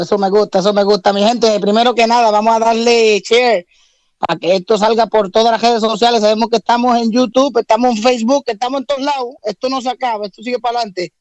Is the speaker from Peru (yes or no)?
no; Puerto Rico; yo que soy puertorriqueño